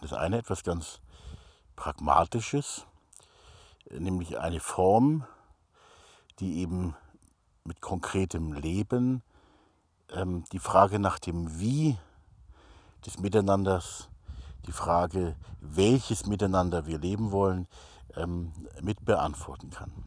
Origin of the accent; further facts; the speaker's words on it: Hamburg, Germany; moved away as an adult; ich selber bin geborener Hamburger, habe da also die ersten 20 Jahre meines Lebens auch verbracht